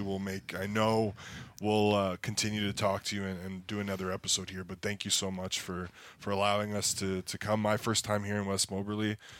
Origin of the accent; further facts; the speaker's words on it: Canada; as Canadian citizens